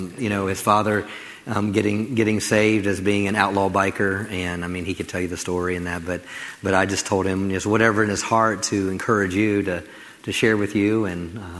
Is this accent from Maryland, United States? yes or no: yes; Maryland, United States; now in Crowley, United States; I came from Maryland to the big town of Crowley, I should say.